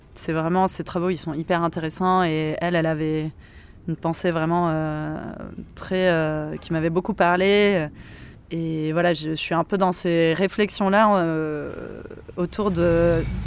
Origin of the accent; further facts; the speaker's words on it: Montpellier, Occitania, France; moved away; also born or lived in Paris; je viens de Montpellier